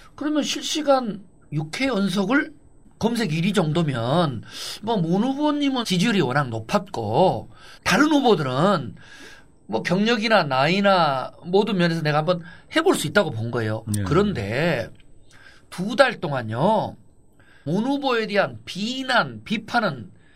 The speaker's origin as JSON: {"language": "Korean", "region": "Gwangju", "country": "South Korea", "tie": "born or raised there", "moved": "yes", "said": "제가 광주 출신이고"}